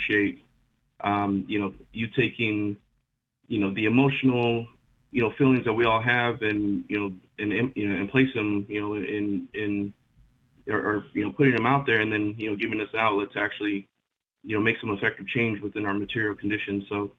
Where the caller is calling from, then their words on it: California, United States; from Southern California.